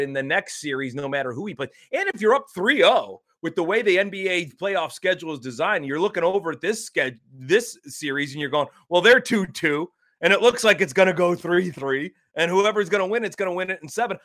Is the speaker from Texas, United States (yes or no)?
no; Ohio, United States; my home state has crumbled